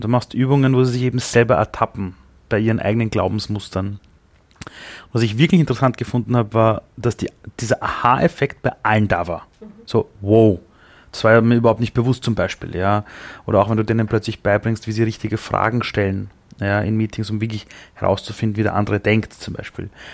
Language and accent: German; Austria; wäre ich nicht in Österreich auf die Welt gekommen als, als Österreicher